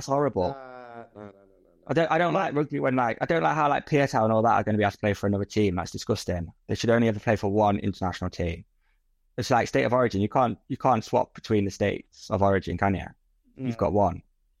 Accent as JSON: {"language": "English", "region": "Oslo", "country": "Norway", "said": "I'm an Oslo fan, mate. I'm from Oslo. I'm East."}